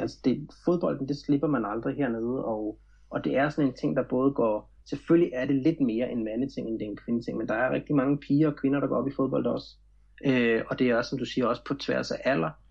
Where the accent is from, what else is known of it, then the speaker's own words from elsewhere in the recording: Glostrup, Capital Region of Denmark, Denmark; moved away as an adult; now in Florianópolis, Brazil; jeg voksede op i Glostrup i firserne, øh, lidt uden for København